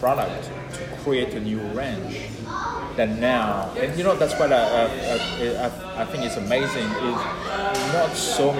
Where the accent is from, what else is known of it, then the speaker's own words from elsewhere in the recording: France; accent: French; now in Australia; I'm Australian with a French accent